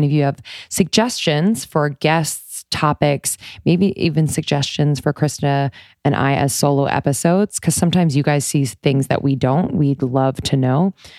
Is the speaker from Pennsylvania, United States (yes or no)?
yes; Philadelphia, Pennsylvania, United States; I'm from Philly.